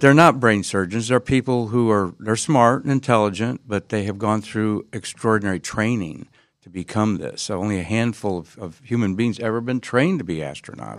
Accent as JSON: {"language": "English", "town": "Findlay", "region": "Ohio", "country": "United States", "tie": "born or raised there", "moved": "yes", "lives_now": "Florida, United States", "said": "since I was eight years old growing up in Findlay, Ohio."}